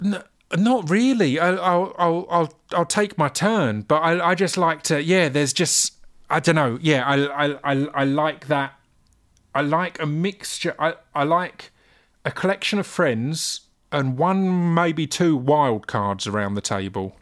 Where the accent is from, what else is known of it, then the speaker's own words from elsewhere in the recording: Essex, East of England, United Kingdom; growing up in Essex